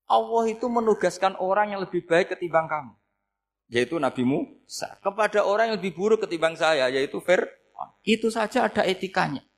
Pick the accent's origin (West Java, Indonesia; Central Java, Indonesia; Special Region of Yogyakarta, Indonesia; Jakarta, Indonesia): Central Java, Indonesia; Rembang; saya orang Rembang. Hidup di Jogja ya manfaat, di Jember ya manfaat di mana-mana.